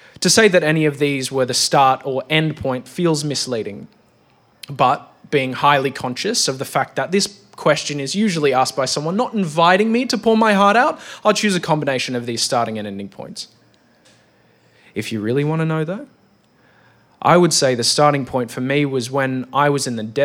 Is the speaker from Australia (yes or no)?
yes; Australia; I'm an Australian man of Greek origin.